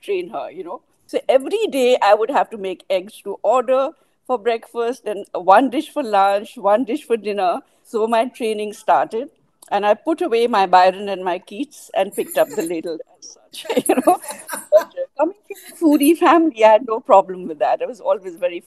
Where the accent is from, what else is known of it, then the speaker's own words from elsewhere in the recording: India; moved away as an adult; now in Nepal; I'm originally from India